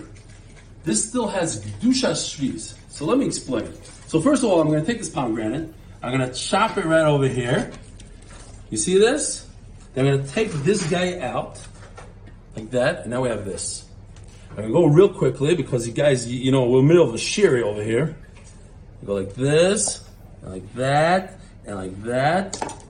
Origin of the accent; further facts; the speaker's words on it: United States; now in Israel; as an American